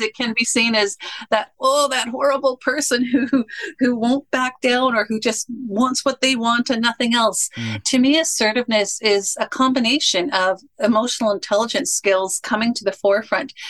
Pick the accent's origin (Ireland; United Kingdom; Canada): Canada; I am a Canadian